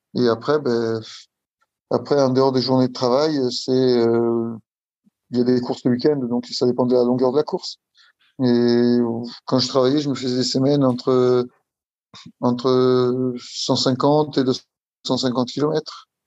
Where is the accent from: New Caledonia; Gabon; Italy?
Italy; moved away as an adult; now in Île-de-France, France; j'habite en Île-de-France, je suis italien. Arrivé en France, euh, ça fait 20 ans, 22 euh, ans que je suis en France